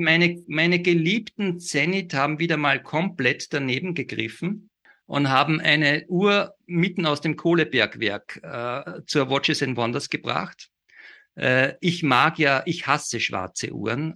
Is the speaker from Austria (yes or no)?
yes; Salzburg, Austria; ich gebürtiger Salzburger bin